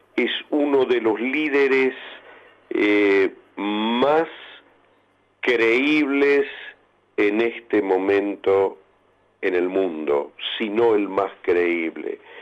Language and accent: Spanish; Argentina; todos como argentinos